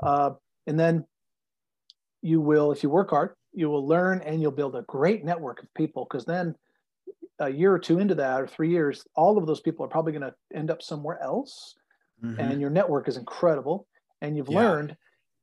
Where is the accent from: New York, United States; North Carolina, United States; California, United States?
New York, United States; moved away; also born or lived in Silicon Valley; I grew up in New York